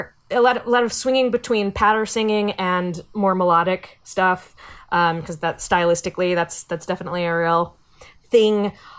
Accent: Virginia, United States; I grew up in Virginia. I'm descended from Pocahontas.

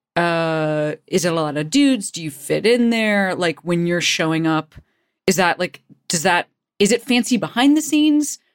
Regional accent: Chicago, Illinois, United States; I'm, you know, from Chicago.

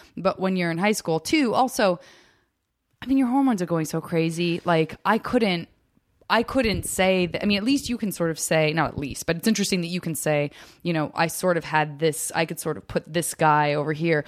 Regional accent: Arizona, United States; I am from Arizona

